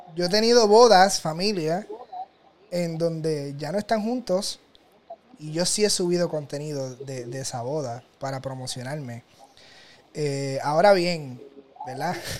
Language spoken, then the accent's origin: Spanish; Toa Alta, Puerto Rico; yo soy del área de Toa Alta